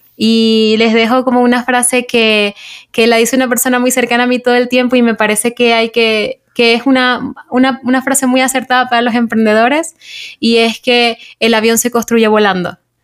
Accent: Maracaibo, Zulia, Venezuela; moved away as an adult; now in Bogotá, Colombia; yo vengo de Maracaibo

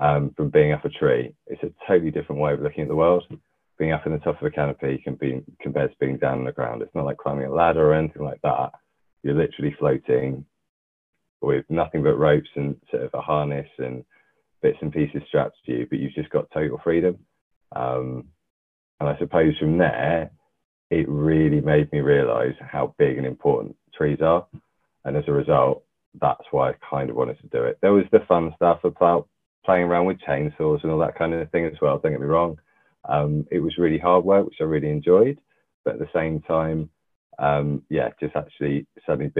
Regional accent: London, United Kingdom; I was born and bred in London, North London.

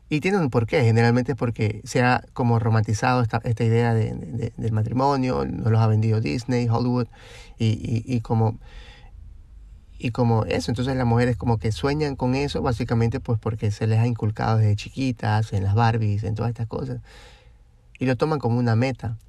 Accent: Guayaquil, Guayas, Ecuador; de nosotros de Guayaquil

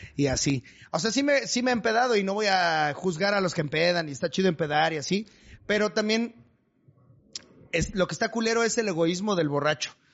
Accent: Chimalhuacán, State of Mexico, Mexico; moved away; enamorado de Chimalhuacán

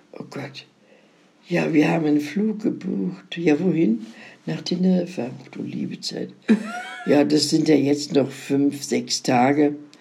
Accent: Szczecin, West Pomeranian Voivodeship, Poland; moved away; in meine Heimatstadt nach Stettin

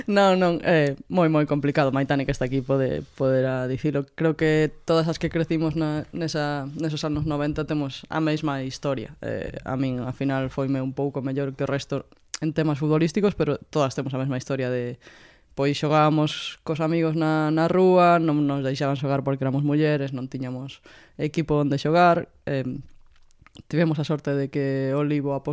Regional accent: Vigo, Galicia, Spain; eu crecí nos 90, que era un período duro para estar ali, a verdade, moita droga e... Eh, e moitos problemas na rúa, pero pero un barrio moi moi unido, non? Eu vivo no, no Rocío, na, na Rúa do Medio

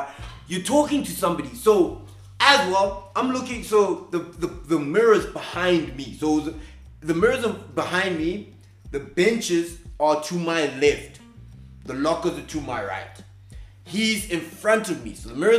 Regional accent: South Africa; accent: Afrikaans; We got there because Afrikaans, my accent, what were we saying?

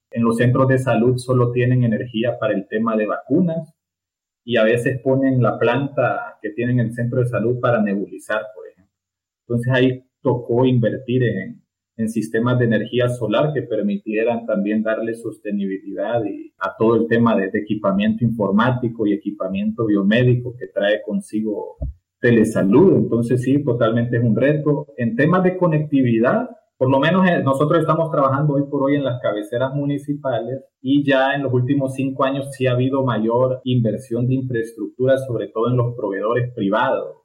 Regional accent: Tegucigalpa, Francisco Morazán, Honduras; me nací y creí en, en Tegucigalpa

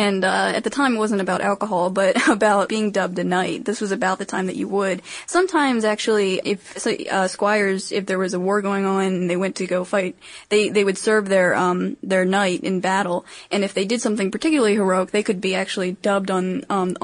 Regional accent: Maryland, United States; I'm from Maryland

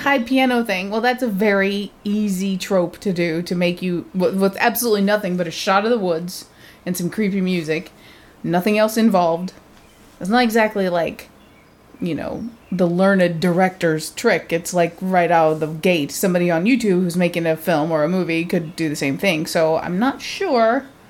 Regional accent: United States; I'm American

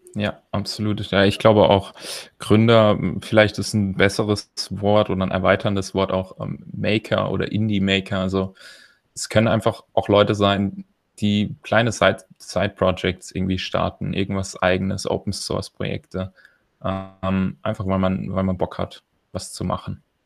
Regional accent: Germany; als Deutscher

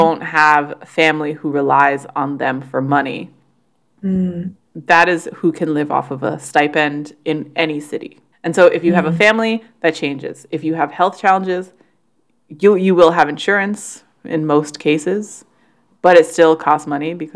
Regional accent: Canada; despite being Canadian

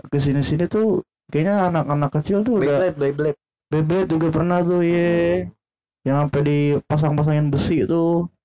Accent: Medan, North Sumatra, Indonesia; Kampung gua jauh gua tuh kalau mudik tuh Pas lebaran tuh pas gue SMK terakhir tuh gua mau di lebaran

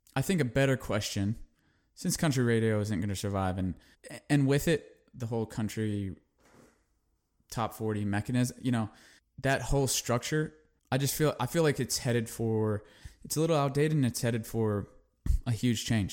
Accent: California, United States; a kid that grew up in California, very, I'm a city kid

